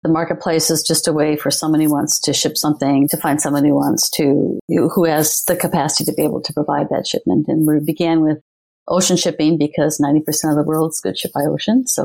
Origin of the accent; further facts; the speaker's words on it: Minnesota, United States; moved away as an adult; also born or lived in Illinois / California / New York; I was born in the Midwest